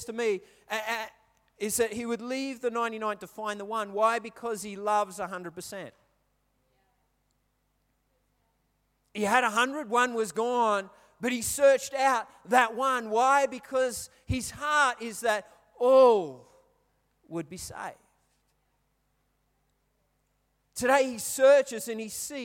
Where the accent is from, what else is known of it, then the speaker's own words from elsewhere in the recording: England, United Kingdom; I'm English, I speak English, I don't speak Polish